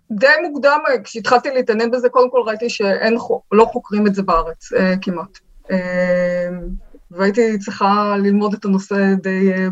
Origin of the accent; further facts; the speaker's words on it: Tel Aviv, Tel Aviv District, Israel; בתל אביב רמת גן.